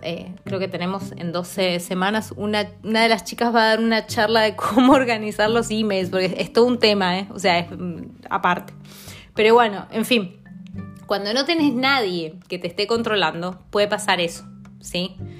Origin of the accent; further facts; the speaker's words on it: Mendoza, Argentina; moved away as an adult; now in London, United Kingdom; Soy de Mendoza, de Argentina